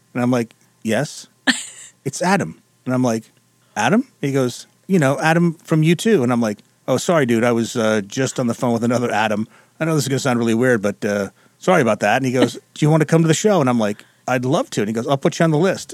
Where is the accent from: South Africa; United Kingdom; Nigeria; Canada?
United Kingdom; England; now in Detroit, United States; growing up in England.